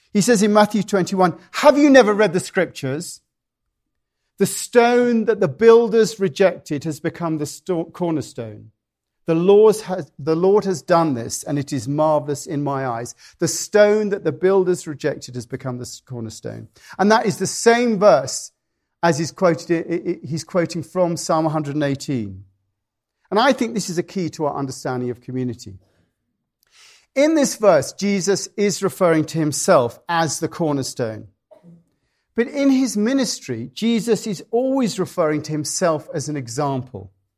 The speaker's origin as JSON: {"language": "English", "country": "United Kingdom", "moved": "yes", "lives_now": "United States", "said": "being British"}